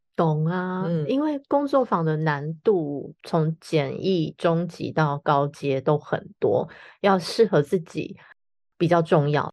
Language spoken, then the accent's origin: Chinese; Taiwan; 我们台湾人